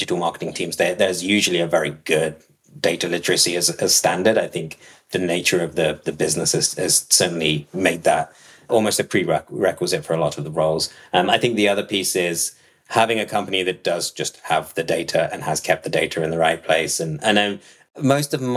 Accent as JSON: {"language": "English", "town": "Nottingham", "region": "East Midlands", "country": "United Kingdom", "tie": "born or raised there", "moved": "yes", "said": "I was born in Nottingham"}